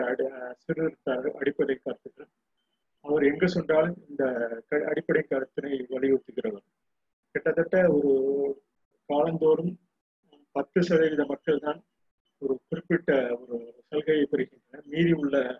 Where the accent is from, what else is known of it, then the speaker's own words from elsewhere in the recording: Ponmalai, Tamil Nadu, India; யாம் பிறந்தது பொன்மலை என்ற பகுதியில்